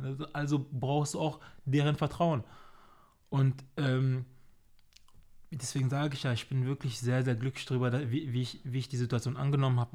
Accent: Germany; also born or lived in Cameroon; Ich bin, ich bin hier aufgewachsen, ich fühle mich hier sehr wohl.

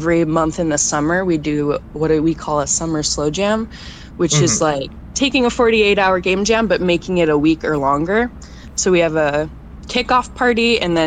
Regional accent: Portland, Oregon, United States; I grew up in Portland

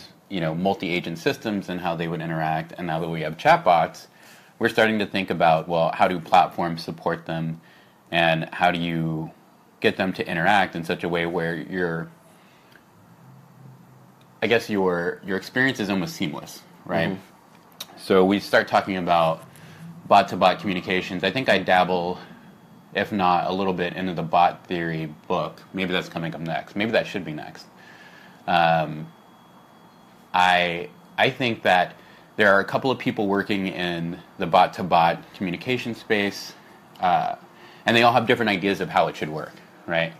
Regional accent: Houston, Texas, United States; now in San Francisco, United States; I'm actually from Houston

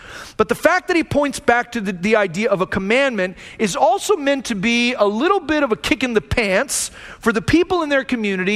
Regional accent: United States; I'm an American

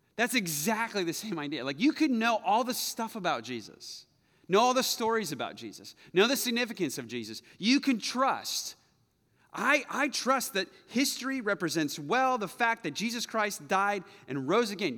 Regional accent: United States; I'm American

